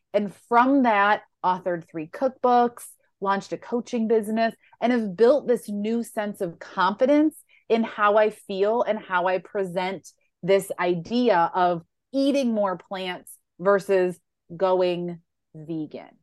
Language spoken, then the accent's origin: English; Western New York, United States; I grew up in Western New York